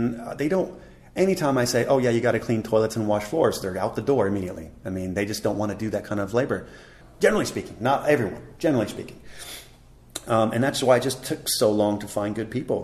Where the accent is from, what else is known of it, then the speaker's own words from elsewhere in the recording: United States; moved away as an adult; now in Taipei, Taiwan; being American